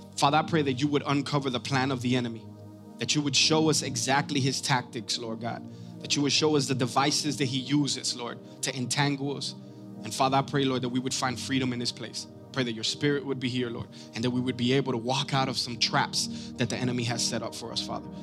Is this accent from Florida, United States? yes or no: yes; Miami, Florida, United States; I'm from Miami